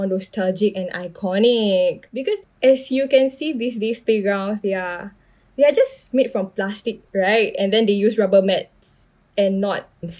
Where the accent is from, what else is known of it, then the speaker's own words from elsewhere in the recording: Singapore; I grew up in Toa Payoh.